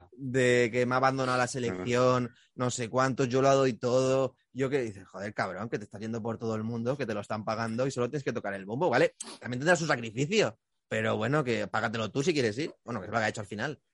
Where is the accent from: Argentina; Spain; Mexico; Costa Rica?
Spain; Gandia, Valencian Community; Manolo está aquí de Valencia, o sea, de donde soy yo. O sea, yo soy de Gandía